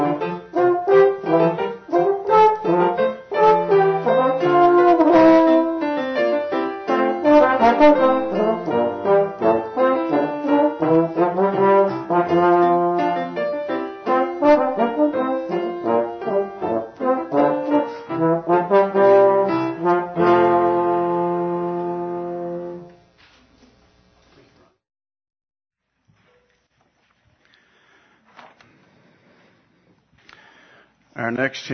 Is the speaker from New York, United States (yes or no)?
no; Hattiesburg, Mississippi, United States; in Hattiesburg, my hometown